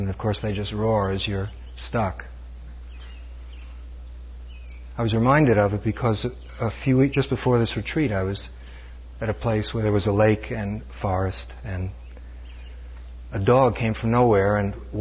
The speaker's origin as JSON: {"language": "English", "town": "New York City", "region": "New York", "country": "United States", "tie": "born or raised there", "said": "When I was growing up in New York City, Brooklyn, New York"}